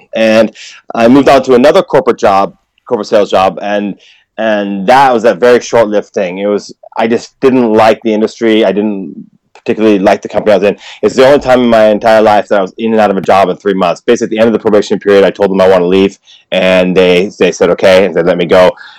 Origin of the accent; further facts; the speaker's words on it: United States; now in Japan; I mean, I no offense, but I know I'm American. I have a U.S. passport and I still support America. I'm happy to go back and visit.